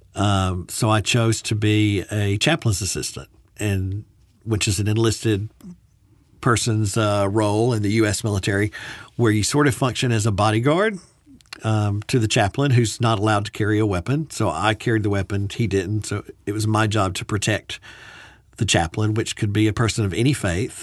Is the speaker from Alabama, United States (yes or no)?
yes; Birmingham, Alabama, United States; moved away; a private Baptist university in Alabama, um, in Birmingham where I had grown up